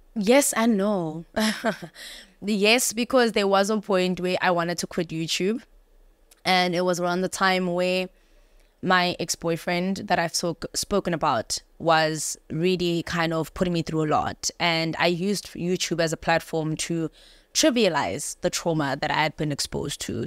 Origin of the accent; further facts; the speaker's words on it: Johannesburg, Gauteng, South Africa; I grew up in Joburg